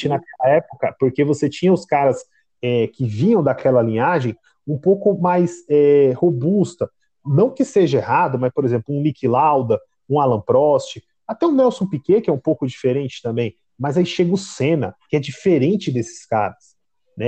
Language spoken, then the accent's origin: Portuguese; Brazil; a gente aqui como brasileiro